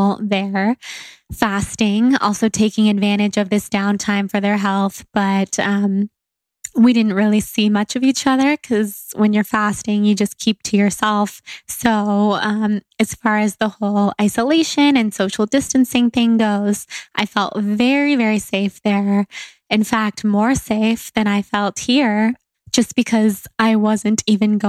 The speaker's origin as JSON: {"language": "English", "town": "Sacramento", "region": "California", "country": "United States", "tie": "born or raised there", "said": "where I grew up in Sacramento"}